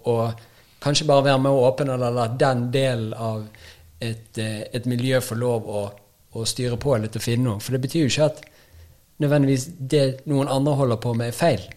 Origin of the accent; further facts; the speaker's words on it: Bergen, Vestland, Norway; moved away; Jeg kommer jo fra Bergen, så det er jo en egen, eget land